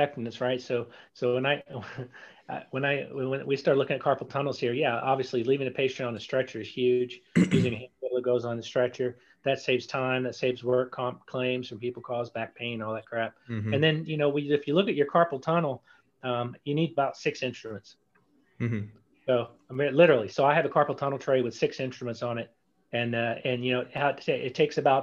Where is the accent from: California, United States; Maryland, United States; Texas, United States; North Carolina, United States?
Texas, United States; East; also born or lived in San Antonio, Texas; now in Galveston, United States; I'm from East Texas